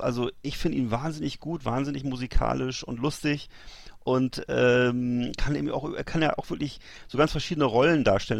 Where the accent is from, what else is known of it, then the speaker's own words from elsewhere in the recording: Germany; bei uns in Deutschland